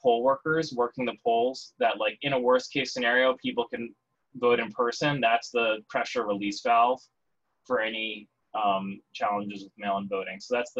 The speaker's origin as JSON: {"language": "English", "region": "Wisconsin", "country": "United States", "tie": "born or raised there", "said": "I've checked into Pennsylvania and my home state, Wisconsin."}